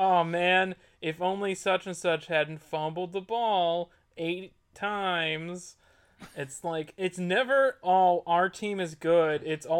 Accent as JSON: {"language": "English", "region": "Texas", "country": "United States", "tie": "born or raised there", "said": "Growing up in Texas"}